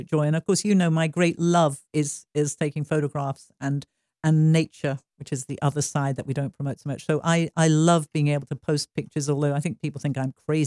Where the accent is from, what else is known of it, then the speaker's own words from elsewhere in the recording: Stratford-upon-Avon, West Midlands, United Kingdom; moved away as an adult; now in United States; I would fly back from Hollywood to London and to Stratford-on-Avon, where my hometown is